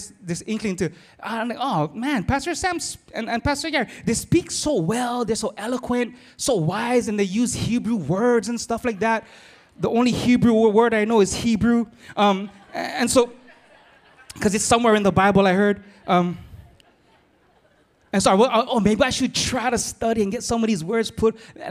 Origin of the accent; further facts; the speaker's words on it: Philippines; I'm Filipino, but I'm married on Portuguese so that I can talk plenty.